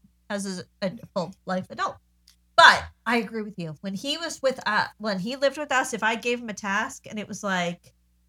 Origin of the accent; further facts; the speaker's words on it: Long Island, New York, United States; moved away; Okay, so I grew up on Long Island, 11510.